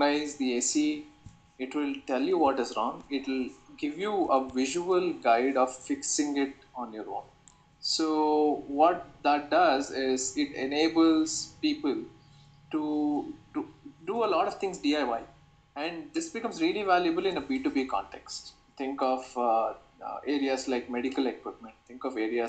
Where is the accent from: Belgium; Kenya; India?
India; Bangalore, Karnataka; also born or lived in Rutgers, New Jersey, United States; because I'm from Bangalore, I chose to move back and explore opportunities here